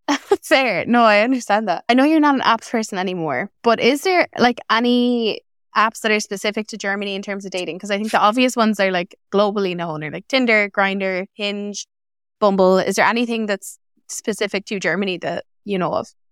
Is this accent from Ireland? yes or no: yes; Ireland; moved away as an adult; also born or lived in Galway; now in Netherlands; I'm an Irish expat living in the Netherlands since twenty nineteen.